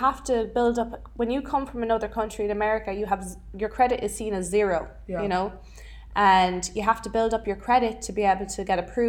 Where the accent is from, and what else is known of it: Ireland; now in Los Angeles, United States